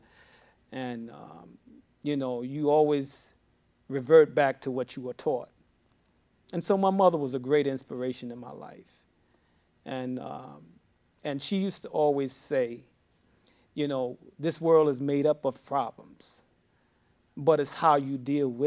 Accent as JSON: {"language": "English", "town": "New York City", "region": "New York", "country": "United States", "tie": "born or raised there", "also_born_or_lived": "Harlem", "said": "born in Harlem, raised in the Bronx for a number of years. I am a New Yorker"}